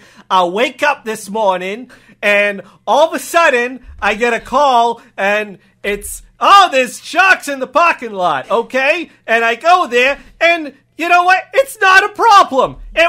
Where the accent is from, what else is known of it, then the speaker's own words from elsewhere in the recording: Wisconsin, United States; accent: Texas; I was raised in Wisconsin, you know, by a man from Texas, my father, and I picked up this accent.